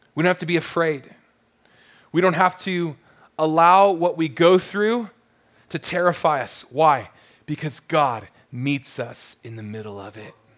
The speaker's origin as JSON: {"language": "English", "region": "Southern California", "country": "United States", "tie": "born or raised there", "said": "growing up in Southern California"}